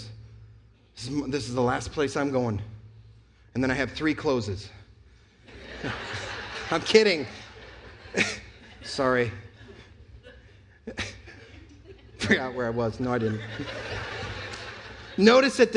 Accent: New York, United States; now in North Carolina, United States; I'm from New York

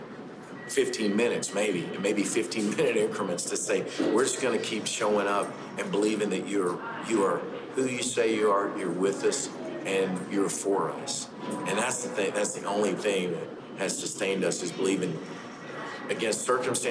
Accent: Paducah, Kentucky, United States; I'm from Kentucky, Paducah, Kentucky

